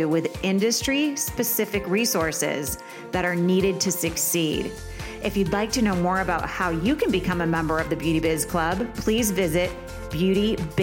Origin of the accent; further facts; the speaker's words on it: East Coast, United States; now in Palm Springs, United States; I'm an East Coast girl.